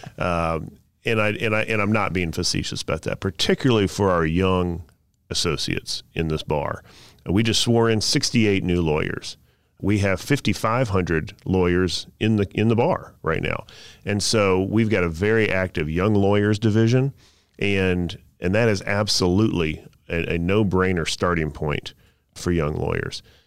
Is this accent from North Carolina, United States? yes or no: yes; Southern Pines, North Carolina, United States; I grew up in Southern Pines, North Carolina, next to Pinehurst